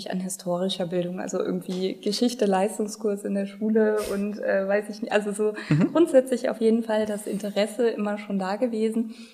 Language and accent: German; Rhineland-Palatinate, Germany; Also ich bin aus Rheinland-Pfalz, also in dem Sinne auch immer dann geblieben aus dem Mittelrheintal und äh, ja, in Mainz hängen geblieben.